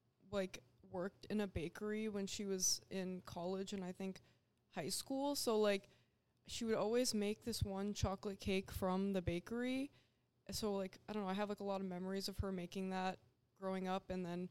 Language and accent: English; New Hampshire, United States; New Hampshire.